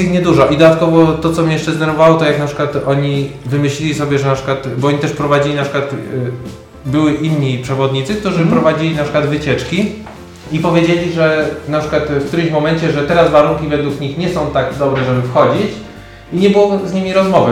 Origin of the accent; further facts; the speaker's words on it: Poland; jako Polak